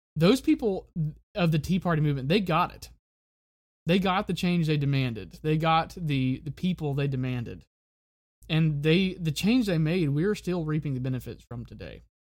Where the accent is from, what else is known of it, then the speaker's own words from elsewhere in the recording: Florida Panhandle, United States; my hometown in Florida, in the Florida Panhandle